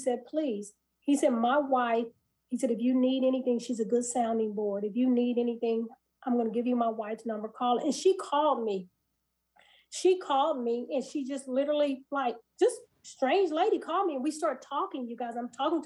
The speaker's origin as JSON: {"language": "English", "town": "Kansas City", "region": "Missouri", "country": "United States", "tie": "born or raised there", "also_born_or_lived": "Nashville, Tennessee", "moved": "as an adult", "said": "my husband and I, we were born and raised in Kansas City, in the heart of the inner city."}